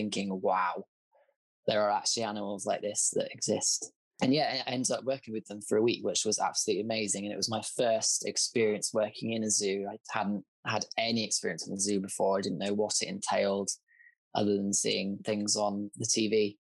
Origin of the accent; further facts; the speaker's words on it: southern England, United Kingdom; I grew up on a very rural sheep farm in southern England in the UK